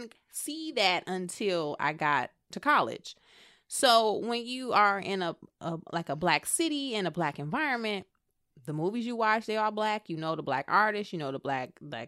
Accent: Flint, Michigan, United States; moved away as an adult; I grew up in Flint. And Flint in Michigan

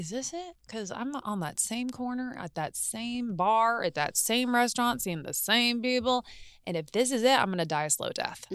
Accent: Martinsville, Indiana, United States; moved away as an adult; now in Los Angeles, United States; I grew up in Indiana, both in Indianapolis, which was the city as I was a young girl, and then moved to a very small town called Martinsville, Indiana.

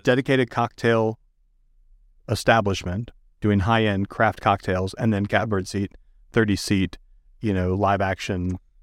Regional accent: Michigan, United States; moved away; I grew up in Michigan

